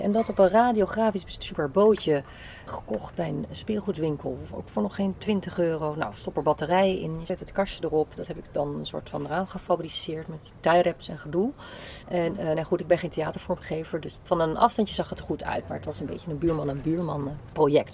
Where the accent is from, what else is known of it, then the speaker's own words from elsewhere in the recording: Zeeland, Netherlands; moved away as an adult; also born or lived in Delft; now in Amsterdam, Netherlands; Zeeuws getogen